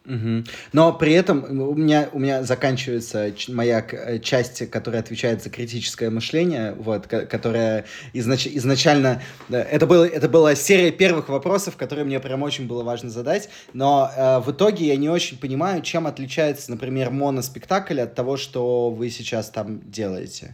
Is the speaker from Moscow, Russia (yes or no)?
yes; Moscow, Russia; moved away as an adult; now in Serbia; я щас вот уехал из, э, из Москвы в Сербию, всю жизнь прожил в Москве